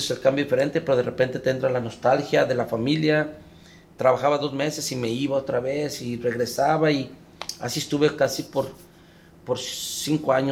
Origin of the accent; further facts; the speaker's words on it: San Juan de los Lagos, Jalisco, Mexico; also born or lived in Guadalajara / Aguascalientes; now in United States; Yo nací en Guadalajara, pero me crié en San Juan de los Lagos, Jalisco